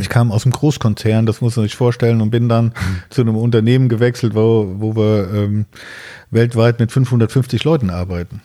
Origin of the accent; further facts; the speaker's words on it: near Siegen, North Rhine-Westphalia, Germany; ich komme aus der Nähe von Siegen